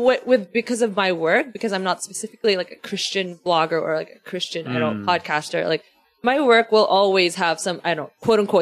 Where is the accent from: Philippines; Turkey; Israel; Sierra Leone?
Philippines; That's literally the first question people ask me when they find out I'm from the Philippines. Like, why don't you have an accent? And I don't know.